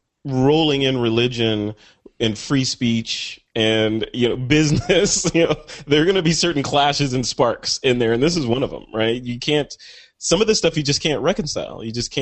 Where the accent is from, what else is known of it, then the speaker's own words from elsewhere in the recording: Michigan, United States; born there; it took place in my home state of Michigan, where I was born.